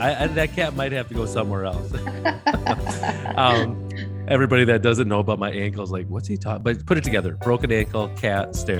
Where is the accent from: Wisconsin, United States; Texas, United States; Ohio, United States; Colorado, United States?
Wisconsin, United States; I'm from Wisconsin